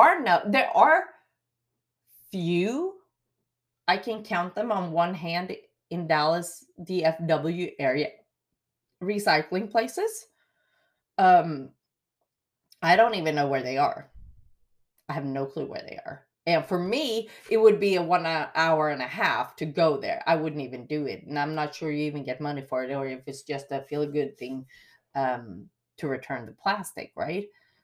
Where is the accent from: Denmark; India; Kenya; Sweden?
Sweden; English is a second language; now in Wills Point, United States; What I do miss is, like here in the town I live, Wills Point, growing up in Sweden, you are blessed and spoiled with tap water.